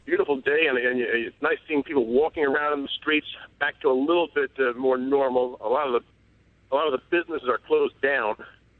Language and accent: English; New York City, New York, United States; I'm from New York, in Manhattan.